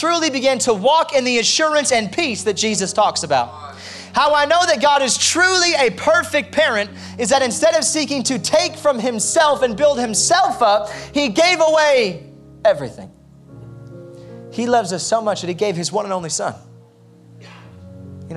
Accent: United States; I'm American through and through

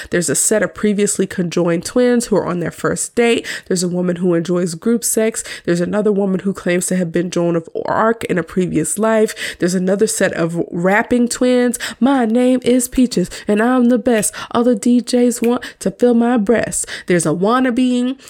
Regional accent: United States; as an American who is currently married

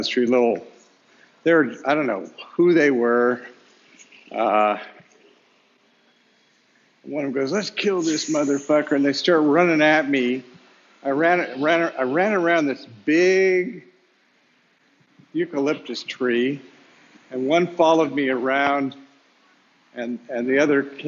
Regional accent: Sacramento, California, United States; also born or lived in Berkeley; I was going to McClatchy High School in Sacramento

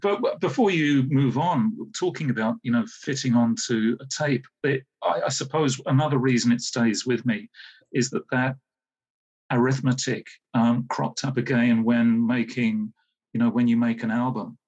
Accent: Hayes, London, United Kingdom; I grew up in Hayes, Middlesex

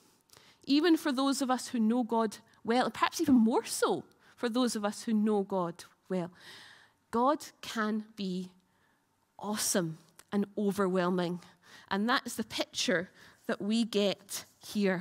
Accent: United Kingdom; we're British

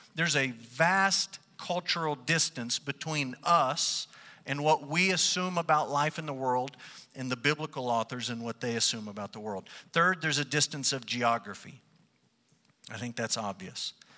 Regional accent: United States; we, as white English-speaking Americans

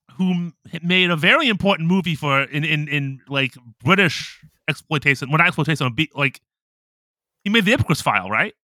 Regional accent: Ohio, United States; moved away as an adult; now in Japan; I'm from Ohio

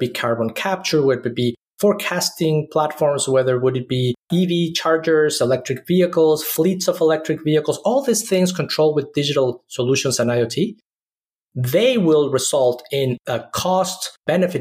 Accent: Mexico City, Mexico; moved away; also born or lived in Austin / Silicon Valley; I grew up in Mexico City, which is one of the most polluted cities in the world.

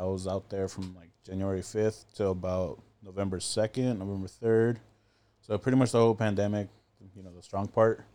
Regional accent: Inland Empire, California, United States; also born or lived in Pomona, California / Las Vegas, Nevada / Ho Chi Minh City, Vietnam; I was born in Pomona, P Town, and then a few la, few years later, went to Vegas, stayed there about four years

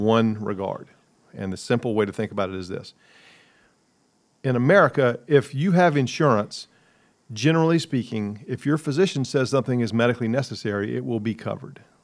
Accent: Columbia, South Carolina, United States; also born or lived in New York City; I grew up in Columbia, cheered against Clemson

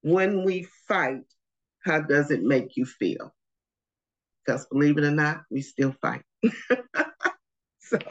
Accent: St. Louis, Missouri, United States; moved away as an adult; now in North Carolina, United States; We grew up in St. Louis, Missouri. We now live in North Carolina

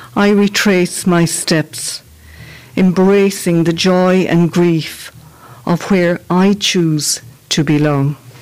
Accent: Castleconnell, Munster, Ireland; I'm from the Shannonside village of Castleconnell

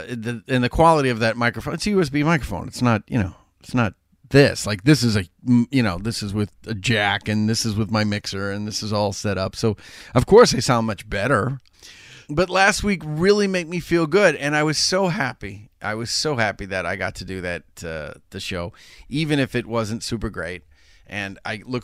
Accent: Chelsea, Massachusetts, United States; moved away; you can take me out of Chelsea, but you can't take the Chelsea out of me.

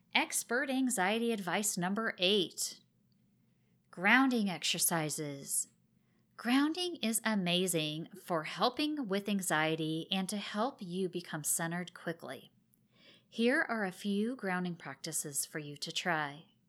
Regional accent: Oregon, United States; moved away; I'm originally from Oregon, and I have lots of family and friends that are still there

